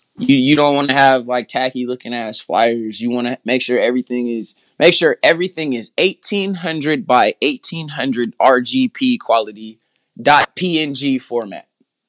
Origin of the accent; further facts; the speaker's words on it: Oakland, California, United States; I'm from Oakland, whoop-de-wop.